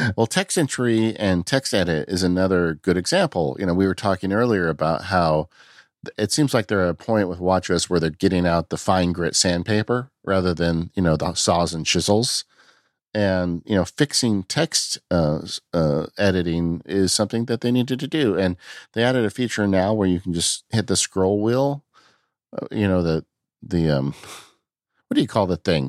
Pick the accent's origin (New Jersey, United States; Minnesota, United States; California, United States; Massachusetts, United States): California, United States; I'm from California